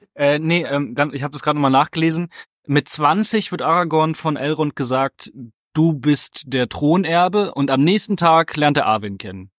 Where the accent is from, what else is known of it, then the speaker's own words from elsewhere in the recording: Ratingen, North Rhine-Westphalia, Germany; ich komme aus Rating